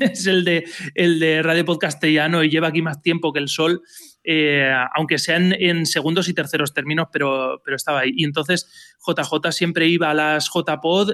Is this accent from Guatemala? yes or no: no; Elche, Valencian Community, Spain; soy de Elche, pero estudié en Valencia